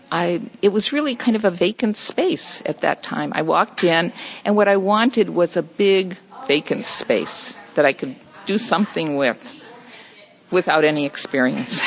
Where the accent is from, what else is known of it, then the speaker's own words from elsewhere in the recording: Los Angeles, California, United States; also born or lived in Silver Lake, Los Angeles; I grew up in Echo Park